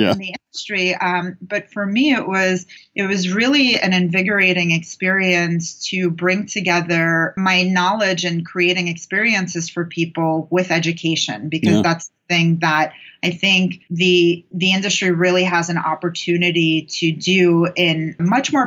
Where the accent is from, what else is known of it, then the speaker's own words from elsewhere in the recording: New York, United States; moved away as an adult; now in Los Angeles, United States; growing up in New York